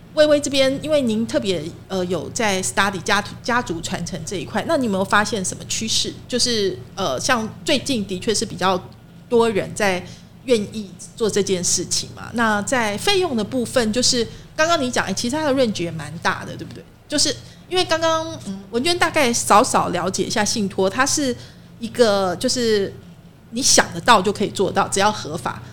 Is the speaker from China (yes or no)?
no; Taiwan; 我们可以从我们台湾人自己的角度好好来分析哈